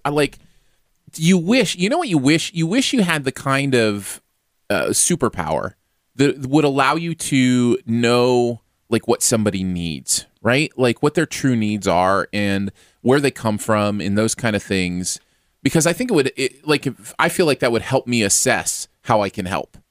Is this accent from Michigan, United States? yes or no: yes; Michigan, United States; moved away; also born or lived in Missouri; I grew up in Michigan